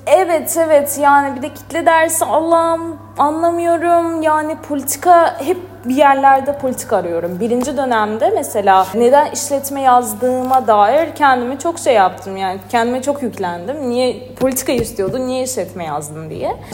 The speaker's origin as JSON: {"language": "Turkish", "country": "Azerbaijan", "tie": "born or raised there", "moved": "as an adult", "lives_now": "Istanbul, Turkey", "said": "Azerbaycan doğumluyum. Zaten İstanbul'un da ilk senem"}